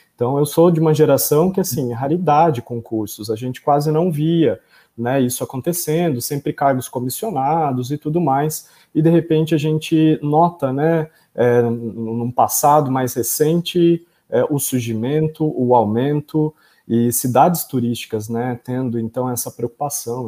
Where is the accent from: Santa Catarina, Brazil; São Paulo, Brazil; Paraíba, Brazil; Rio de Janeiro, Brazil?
São Paulo, Brazil; São Pedro; São Pedro, que é interior de São Paulo, né, que é um local, né, minha terra natal